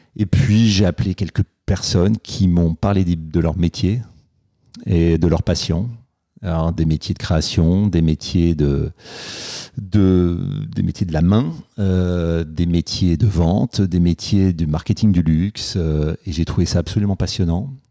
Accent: Paris, Île-de-France, France; j'ai grandi, j'ai grandi à Paris

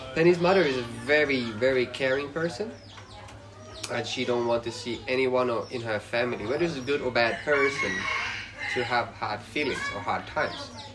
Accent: Sweden; English is a second language; moved away as an adult; now in Laos; I come from Sweden

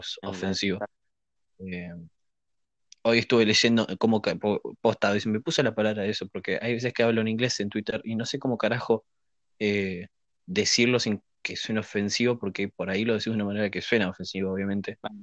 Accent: Argentina; como ciudadano argentino

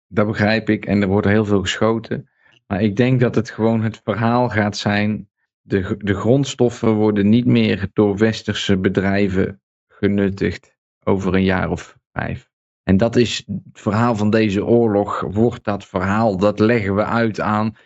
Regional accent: Netherlands; moved away as an adult; also born or lived in Breda; now in Serbia

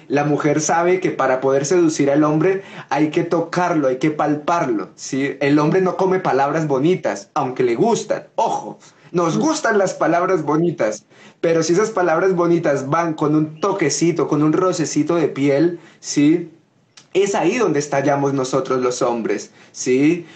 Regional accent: Coffee Axis, Colombia; en mi tierra, en Colombia, en el eje cafetero

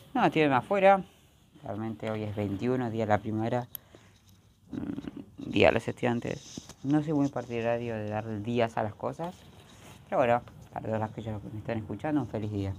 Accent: Argentina; soy de Argentina.

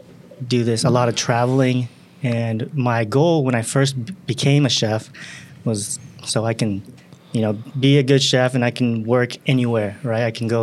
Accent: Simi Valley, California, United States; born or raised there; moved away as an adult; also born or lived in Osaka, Japan; now in San Francisco, United States

